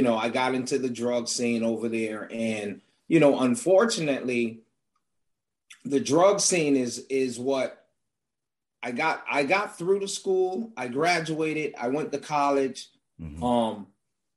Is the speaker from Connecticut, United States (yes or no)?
yes; Hartford, Connecticut, United States; I grew up in Hartford, Connecticut.